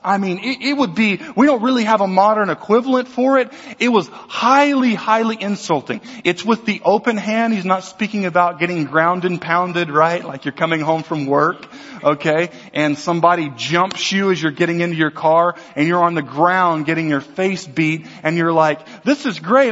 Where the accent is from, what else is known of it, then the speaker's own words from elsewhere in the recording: Louisiana, United States; also born or lived in Texas; I'm an American. I'm a Southerner. I was born in Texas. I was raised in Louisiana